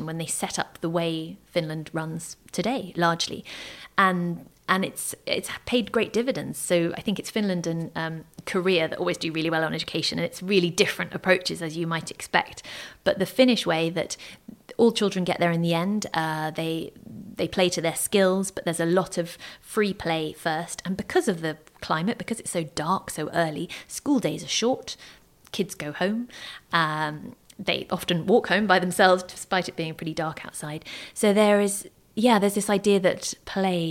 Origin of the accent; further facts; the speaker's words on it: United Kingdom; I grew up in Thatcher's Britain in the 80s.